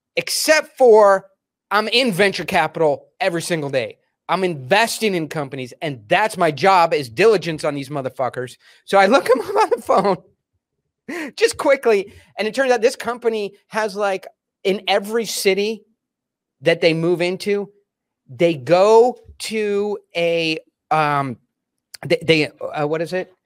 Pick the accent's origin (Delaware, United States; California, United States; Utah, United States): Delaware, United States; we grew up in Delaware